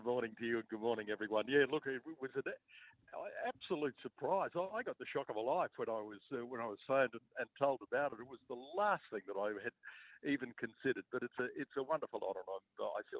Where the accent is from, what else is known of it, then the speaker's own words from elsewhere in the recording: Brisbane, Queensland, Australia; I was born and raised in Brisbane, and when I finished school in 1966